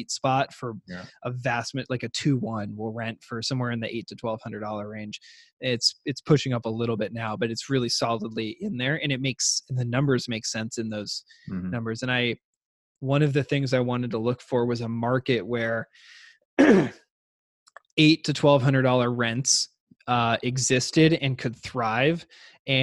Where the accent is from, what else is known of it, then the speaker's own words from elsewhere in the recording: Seattle, Washington, United States; I grew up in Seattle